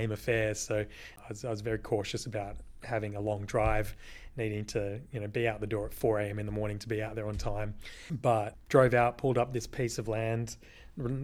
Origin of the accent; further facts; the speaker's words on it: Brookton Highway, near Perth, Western Australia, Australia; I grew up living just on Brookton Highway in Rolling Stone